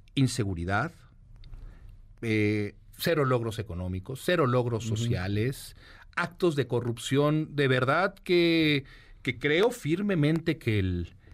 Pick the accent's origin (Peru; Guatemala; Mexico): Mexico; somos mexicanos